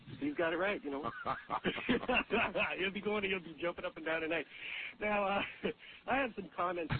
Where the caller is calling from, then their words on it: Edmonton, Alberta, Canada; I'm calling from Edmonton, Alberta, and I'm listening to you in Spokane.